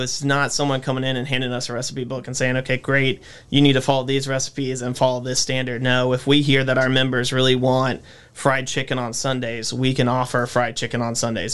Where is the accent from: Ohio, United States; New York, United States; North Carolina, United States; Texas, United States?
North Carolina, United States; Winston-Salem; born and raised in Winston, so I've been here my whole life